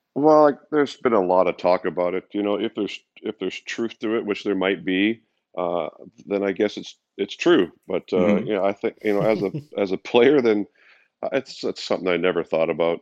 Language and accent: English; Canada; as a Canadian kid